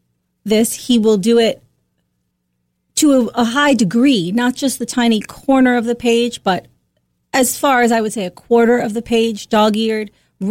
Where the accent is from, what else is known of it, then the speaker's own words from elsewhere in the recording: Long Island, New York, United States; also born or lived in Boston, Massachusetts; now in Guilford, Connecticut, United States; I'm from Long Island